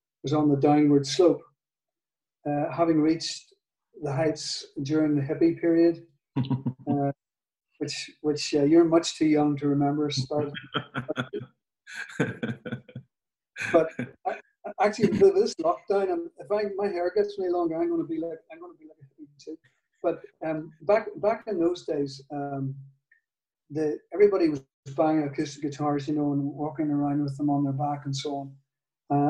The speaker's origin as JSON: {"language": "English", "region": "Northern Ireland", "country": "United Kingdom", "accent": "Northern Ireland", "said": "in my Northern Ireland accent"}